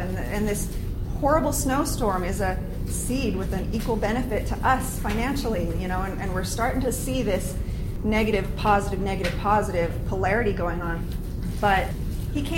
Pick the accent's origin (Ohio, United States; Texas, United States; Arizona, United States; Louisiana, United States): Arizona, United States; moved away as an adult; also born or lived in Utah / Mesa, Arizona; we're from Arizona